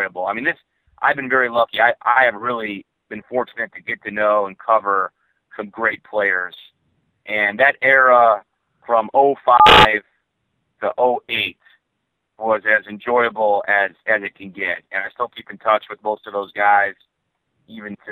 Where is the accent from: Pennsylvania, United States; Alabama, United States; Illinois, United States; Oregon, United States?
Illinois, United States; Chicago; I'm from Chicago. I grew up in Chicago